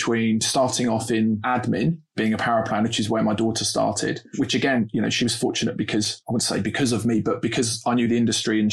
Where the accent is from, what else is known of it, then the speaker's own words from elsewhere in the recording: London, United Kingdom; accent: Londoner; being a North London boy, born and raised in North London, Finsbury Park